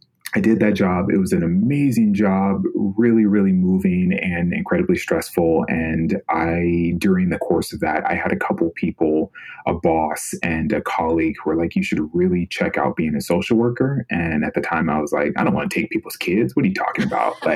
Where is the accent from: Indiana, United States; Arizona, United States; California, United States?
California, United States; Sacramento; moved away as an adult; I'm from Sacramento, California originally